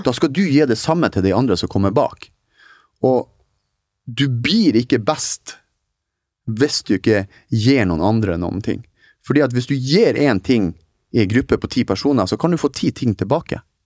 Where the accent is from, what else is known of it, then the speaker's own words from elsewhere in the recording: Northern Norway, Norway; moved away; nå er jeg nordlending som er litt mer direkte enn visse andre